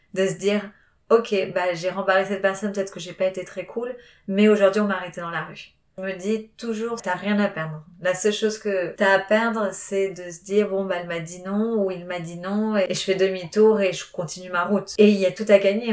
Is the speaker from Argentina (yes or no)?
yes; Argentina; moved away as an adult; now in Paris, France; j'ai grandi en Argentine